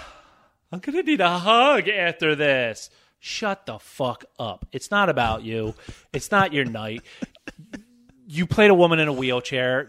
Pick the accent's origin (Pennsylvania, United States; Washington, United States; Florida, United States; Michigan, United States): Pennsylvania, United States; Philadelphia; I grew up in Philadelphia